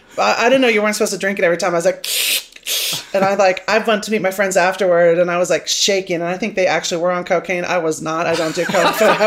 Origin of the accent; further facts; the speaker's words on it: Manhattan, Kansas, United States; when I was growing up in Manhattan, you know, there was like one gay guy in town.